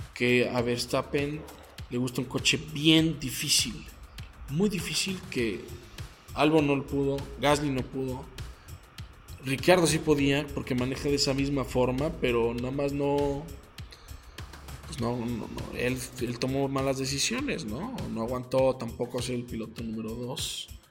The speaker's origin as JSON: {"language": "Spanish", "country": "Mexico", "said": "como mexicanos"}